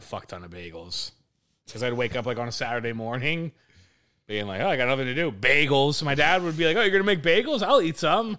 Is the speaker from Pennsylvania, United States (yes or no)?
yes; Harleysville, Pennsylvania, United States; moved away as an adult; also born or lived in Hackettstown, New Jersey; now in Philadelphia, United States; growing up in Harleysville and, like, where we grew up